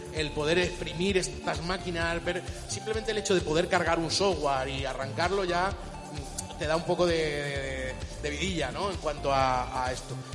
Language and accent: Spanish; Chile; moved away; yo soy de origen de Chile, es un país de Sudamérica